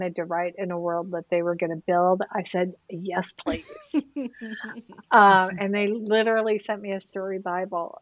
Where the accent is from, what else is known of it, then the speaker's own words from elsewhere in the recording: central Illinois, United States; I grew up in central Illinois, right in between St. Louis and Chicago, right off I-55